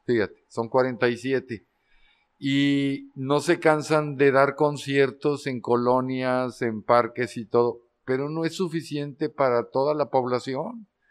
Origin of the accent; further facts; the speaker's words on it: Durango, Mexico; also born or lived in Mexico City / Amsterdam; now in Torreón, Mexico; Yo soy de Durango, Durango, pero yo tenía ya bastante tiempo viviendo en la Ciudad de México